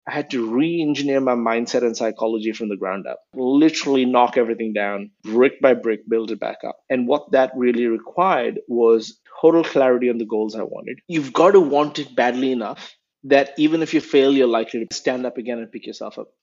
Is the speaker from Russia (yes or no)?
no; India; moved away; I grew up uh, in a few cities in India. Um, I was born in 1981, so that gives away my age. And I moved around a few times by the time I was 18